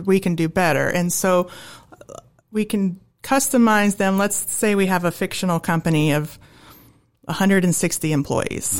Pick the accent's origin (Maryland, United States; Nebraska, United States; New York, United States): Nebraska, United States; Holdrege; moved away as an adult; I'm from Holdridge, Nebraska